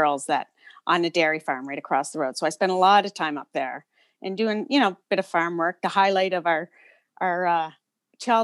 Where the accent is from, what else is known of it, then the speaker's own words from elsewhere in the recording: Milford, Nova Scotia, Canada; also born or lived in Cape Breton / Tantallon / Shubenacadie; I was born in Cape Breton and then moved to the mainland when I was about 3 or 4. We had a short stint in Tantallon before my parents bought a house in Milford